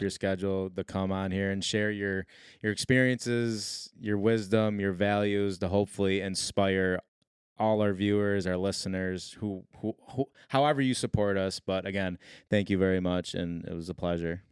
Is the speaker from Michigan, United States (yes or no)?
no; Syracuse, New York, United States; moved away; also born or lived in North Carolina; we're like, "Syracuse."